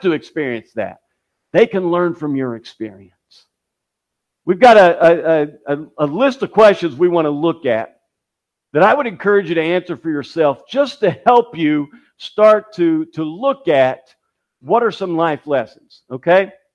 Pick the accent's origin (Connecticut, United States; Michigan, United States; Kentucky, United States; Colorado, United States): Kentucky, United States; my hometown to the, the World Chicken Festival that they have in, in Kentucky